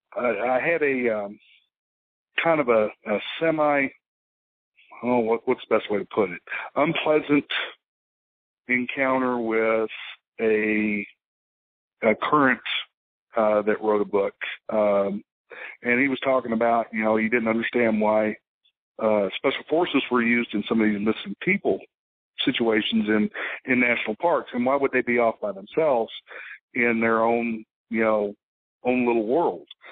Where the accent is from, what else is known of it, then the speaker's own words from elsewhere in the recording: South Texas, United States; also born or lived in Dallas area, Texas; I'm originally from South Texas